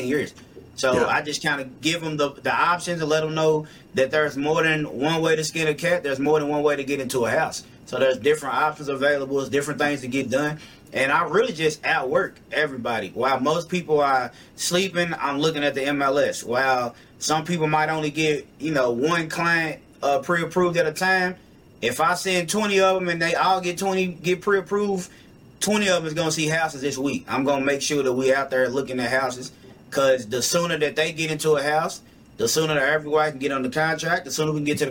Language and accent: English; Louisville, Kentucky, United States; I'm from Louisville, Kentucky. I traveled a lot. I went to a couple different places, but this has definitely been home my whole life